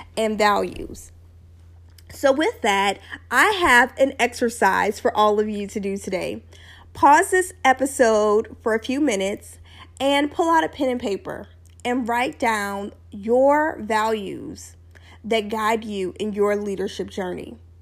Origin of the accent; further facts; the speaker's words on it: Louisiana, United States; where I grew up in Louisiana